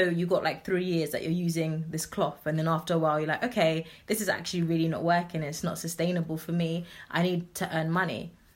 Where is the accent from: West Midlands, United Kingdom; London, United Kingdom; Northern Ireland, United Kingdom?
London, United Kingdom; I'm grown up in Southeast London, but my parents migrated here um, from Ghana in the 80s. So I'm originally Ghanaian.